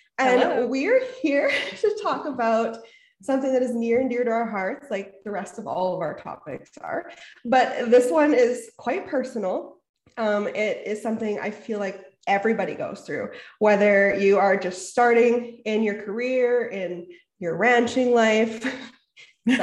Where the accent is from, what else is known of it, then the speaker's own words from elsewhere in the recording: Canadian prairies, Canada; We are two Canadian prairie ladies raising babies, riding horses, and living the country life.